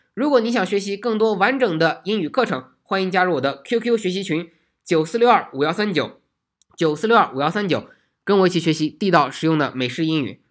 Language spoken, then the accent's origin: Chinese; China; 我们中国人